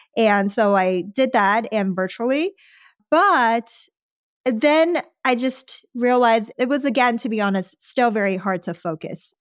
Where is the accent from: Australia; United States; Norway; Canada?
United States; Houston, Texas; English is a second language; moved away as an adult; also born or lived in Los Angeles; I grew up in Houston and then later Sherwin